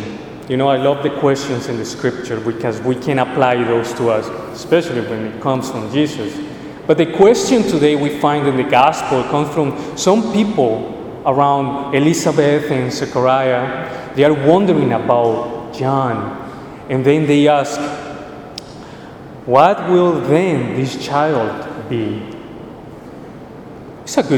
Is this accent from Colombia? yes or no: yes; Colombia; moved away; I'm originally from Colombia